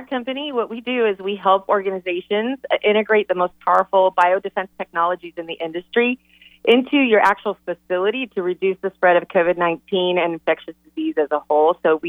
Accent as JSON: {"language": "English", "country": "Ecuador", "tie": "born or raised there", "moved": "as an adult", "lives_now": "United States", "said": "I grew up in Ecuador, and I came to college. I came to Campbell University at age 18 to go to school."}